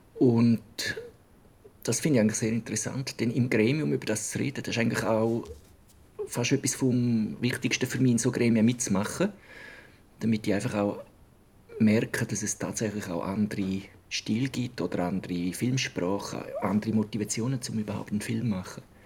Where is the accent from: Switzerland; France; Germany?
Switzerland; bei uns in der Schweiz